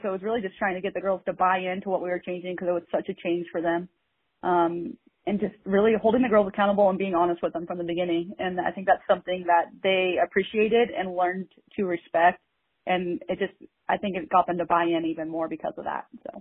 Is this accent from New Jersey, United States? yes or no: no; Bend, Oregon, United States; I grew up here in Central Oregon in Bend, and went to Mountain View High School and graduated in 2008.